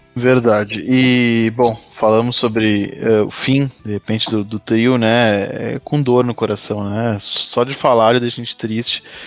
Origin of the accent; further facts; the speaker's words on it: Gaúcho, Rio Grande do Sul, Brazil; now in São Paulo, Brazil; como gaúcho radicado em São Paulo